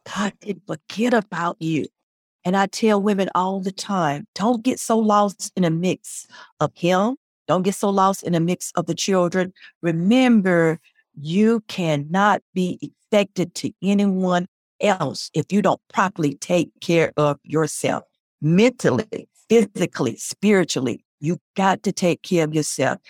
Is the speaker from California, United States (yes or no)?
no; Spartanburg, South Carolina, United States; also born or lived in Columbia, South Carolina; my hometown is Spinberg